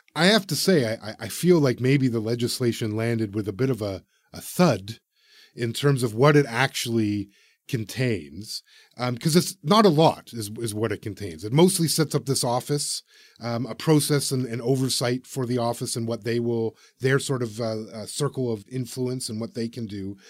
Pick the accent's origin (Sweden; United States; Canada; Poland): Canada